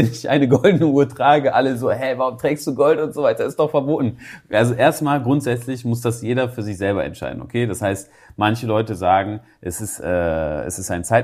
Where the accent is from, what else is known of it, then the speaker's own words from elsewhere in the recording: Germany; Gut, ich komme aus Deutschland und ich lebe auch in Deutschland